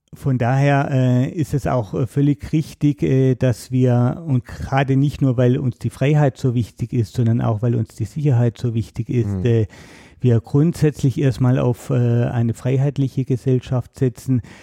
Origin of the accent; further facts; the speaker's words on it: Baden-Württemberg, Germany; moved away as an adult; also born or lived in Berlin; bin dann wieder in meine alte Heimat zurück nach Baden-Württemberg